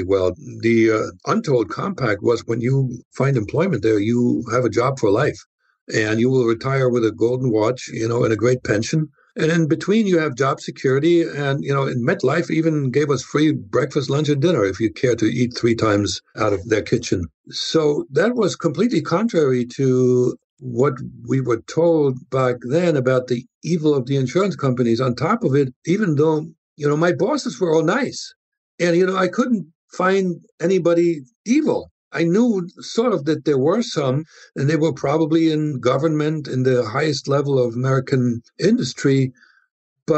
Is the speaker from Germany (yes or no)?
yes; Germany; moved away as an adult; now in United States